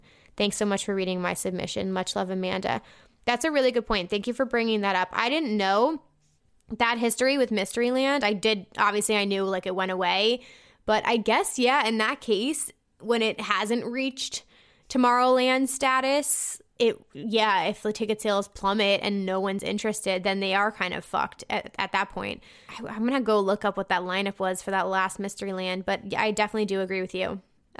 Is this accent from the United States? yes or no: no; Germany; there are two pretty big festivals near my hometown in Germany that I go to every year, no matter what, because it's super convenient and I just love the vibes.